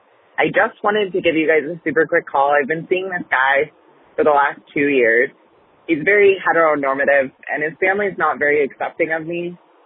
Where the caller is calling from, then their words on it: Portland, Oregon, United States; I'm from Portland, Oregon.